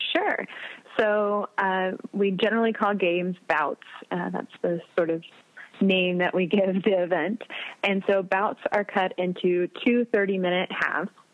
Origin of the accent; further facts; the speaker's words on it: Wichita, Kansas, United States; moved away as an adult; also born or lived in Nebraska / Arkansas; now in Adrian, United States; I'm from Wichita, Kansas originally.